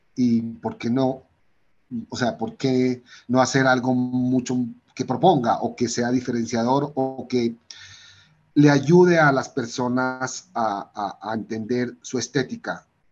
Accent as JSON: {"language": "Spanish", "town": "Pasto", "region": "Nariño", "country": "Colombia", "tie": "born or raised there", "also_born_or_lived": "Bogotá", "said": "nací en Bogotá, pero al año ya empecé a vivir en Pasto, al año de nacido ya mi familia se se devolvió a Pasto"}